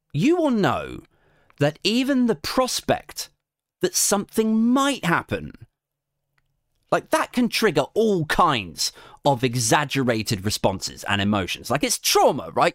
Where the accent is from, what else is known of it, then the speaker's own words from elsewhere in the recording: Maidenhead, South East England, United Kingdom; I'm from Maidenhead